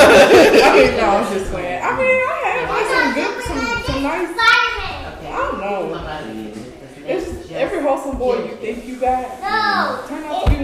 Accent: St. Louis, Missouri, United States; now in Atlanta, United States; I'm originally from St. Louis, Missouri.

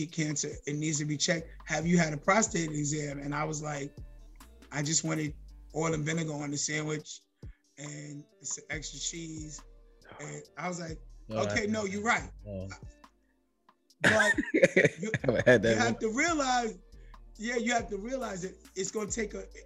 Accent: New York City, New York, United States; also born or lived in Harlem, New York; I'm from Harlem and then moved to the Bronx when I was whatever, 8 years old

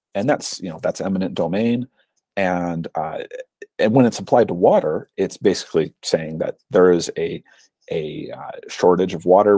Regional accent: Utah, United States; my home state of Utah

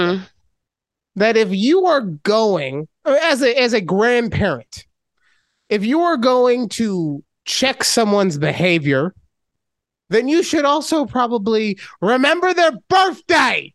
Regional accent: Las Vegas, Nevada, United States; I am from Vegas. I am a. Uh, I've been here since second grade.

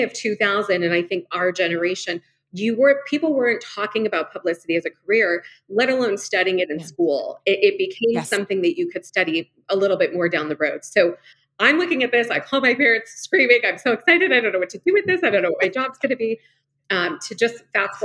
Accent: Los Angeles, California, United States; now in Arizona, United States; I grew up in Los Angeles

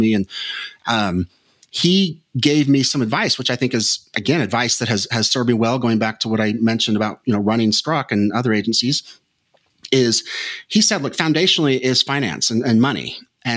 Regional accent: Las Vegas, Nevada, United States; a kid growing up in Las Vegas, Nevada

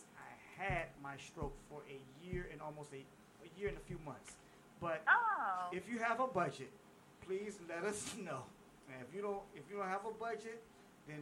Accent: Chesapeake, Virginia, United States; I'm from Chesapeake, Virginia

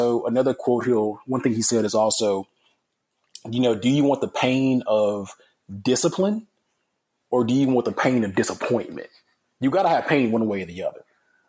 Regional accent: Alabama, United States; And so, again, I'm from Alabama. I love like University of Alabama football.

